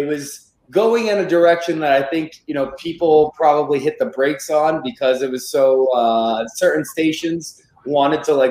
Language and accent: English; New England, United States; I grew up in the Northeast. I'm from New England